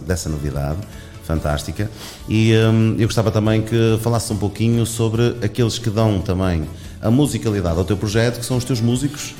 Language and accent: Portuguese; Gondomar, Norte, Portugal; now in Valongo, Portugal; eu fui criado ali em Rio Tinto, em Gondomar